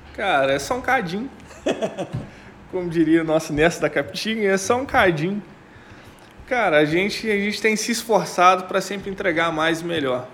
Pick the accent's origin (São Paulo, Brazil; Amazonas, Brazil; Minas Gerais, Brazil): Minas Gerais, Brazil; como bom mineiro que é